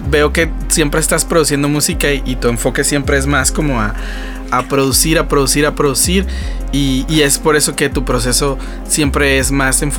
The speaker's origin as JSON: {"language": "Spanish", "country": "Mexico", "said": "Sí, pues el orgullo mexicano, ¿no? Siempre nos gusta este como que levantar el, nombre de México de alguna manera"}